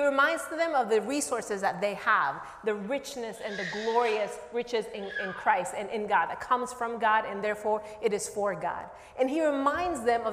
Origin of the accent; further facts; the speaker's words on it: Nicaragua; now in United States; I am originally from Nicaragua